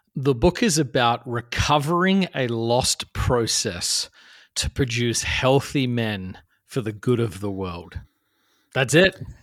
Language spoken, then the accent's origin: English; Adelaide, South Australia, Australia; moved away as an adult; now in New York City, United States; I grew up in Australia, which is where I'm, uh, from originally, a place called Adelaide, South Australia